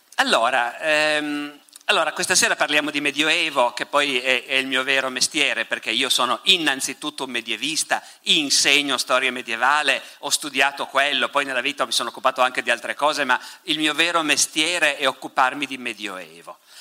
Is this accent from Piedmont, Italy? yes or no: yes; Piedmont, Italy; sono dalle mie parti questi, in Piemonte